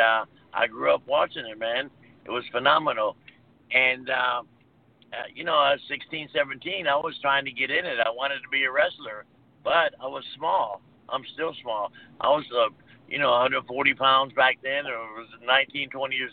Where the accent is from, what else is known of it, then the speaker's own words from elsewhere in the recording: Tampa, Florida, United States; I was born and raised in Tampa